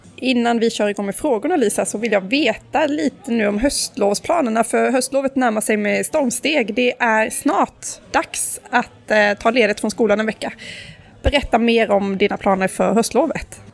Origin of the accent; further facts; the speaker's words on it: Karlskrona, Blekinge, Sweden; now in Stockholm, Sweden; Karlskrona där jag kommer ifrån